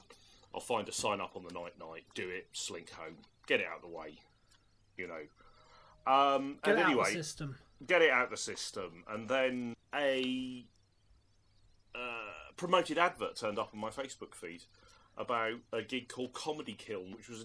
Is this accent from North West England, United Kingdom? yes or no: no; Norwich, East of England, United Kingdom; moved away as an adult; also born or lived in Leicester; When I was growing up in Norwich